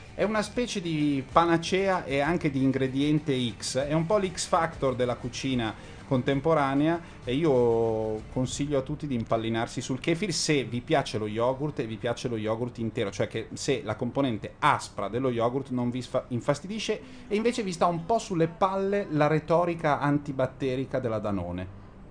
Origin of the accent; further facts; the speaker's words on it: Lombardy, Italy; essendo europei ed essendo lombardi e settentrionali